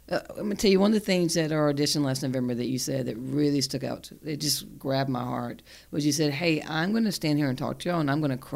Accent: Fort Mill, South Carolina, United States; I'm from Fort Mill, y'all. We don't talk. we don't talk like that.

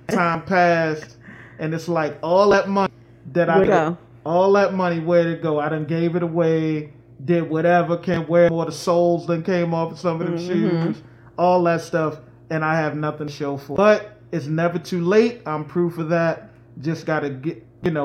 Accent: New York, United States; I'm from New York, and I can't.

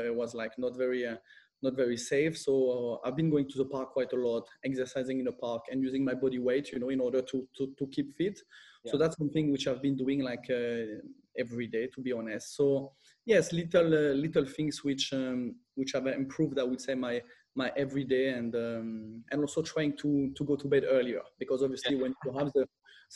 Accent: France and Corsica, France; moved away as an adult; also born or lived in London, United Kingdom / Milan, Italy / Spain; I'm half French, half Italian. I grew up between France and Corsica.

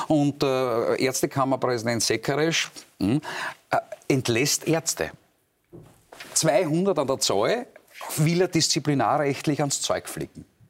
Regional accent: Graz, Styria, Austria; Ich komme aus Graz, wir haben eine kommunistische Bürgermeisterin

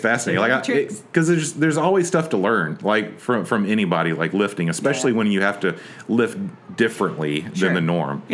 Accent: Nashville, Tennessee, United States; I grew up in Donaldson

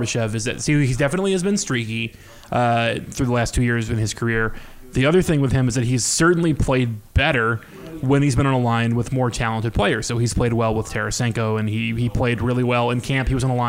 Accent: Belleville, Illinois, United States; I grew up in Belleville.

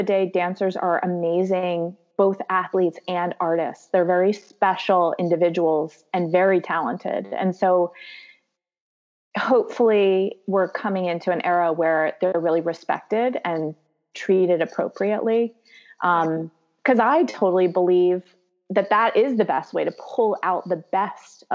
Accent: Reading, Pennsylvania, United States; now in Philadelphia, United States; I was in the Reading area in a little bit west of here

